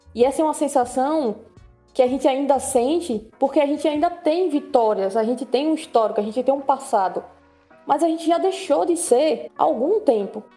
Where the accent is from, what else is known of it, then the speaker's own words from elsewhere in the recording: Brazil; nossa vida enquanto brasileiros